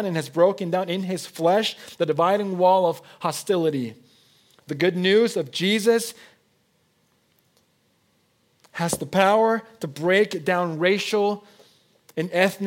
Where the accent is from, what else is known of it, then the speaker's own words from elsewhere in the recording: Mexico; first language Spanish; English is a second language; moved away as an adult; also born or lived in Oregon, United States; now in United States; I was born and I was raised in Mexico. I'm a Mexican citizen by birth. My first language is Spanish.